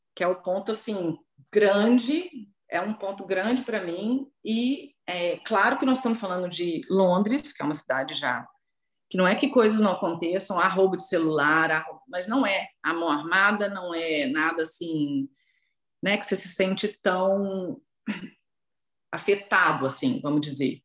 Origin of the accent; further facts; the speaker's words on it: Belo Horizonte, Minas Gerais, Brazil; moved away as an adult; now in London, United Kingdom; Eu sou de Belo Horizonte